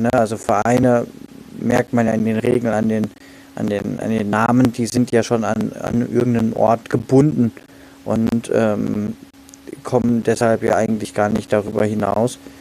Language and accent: German; Kehl, Baden-Württemberg, Germany; in meiner Heimatstadt Kehl